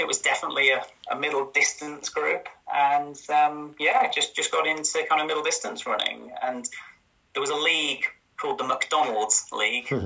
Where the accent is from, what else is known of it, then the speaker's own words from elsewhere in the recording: Yorkshire and the Humber, United Kingdom; also born or lived in Cambridge; I was born in Cambridge, and my mum and dad moved up to sort of Yorkshire when I was for secondary school age